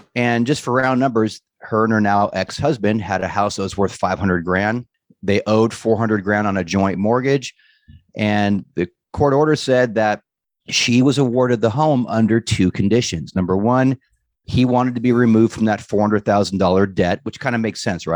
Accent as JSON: {"language": "English", "town": "Los Angeles", "region": "California", "country": "United States", "tie": "born or raised there", "moved": "as an adult", "lives_now": "San Diego, United States", "said": "I'm born and raised in Southern California. I grew up in Venice"}